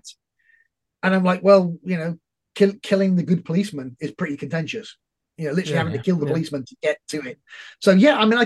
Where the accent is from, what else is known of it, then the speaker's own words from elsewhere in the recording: United Kingdom; as a Brit